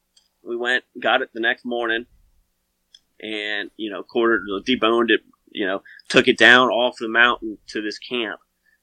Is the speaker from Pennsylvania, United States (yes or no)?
yes; Pennsylvania, United States; because I'm from Pennsylvania. And I don't find a lot of elk.